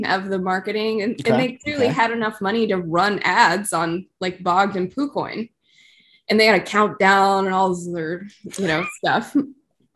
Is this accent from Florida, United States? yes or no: no; California, United States; I'm from California